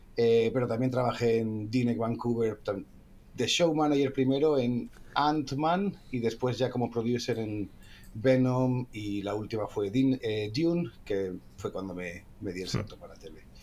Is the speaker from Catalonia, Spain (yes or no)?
no; Asturias, Spain; somos los dos asturianos